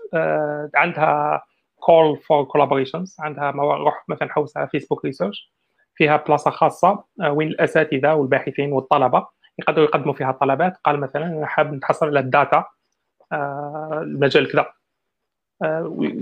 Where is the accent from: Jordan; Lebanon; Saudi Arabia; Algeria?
Algeria; احنا عندنا في الجزائر